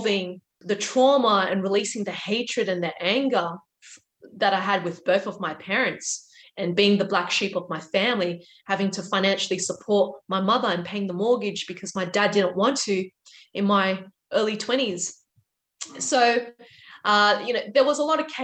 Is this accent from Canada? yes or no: no; Australia; I'm a first generation Australian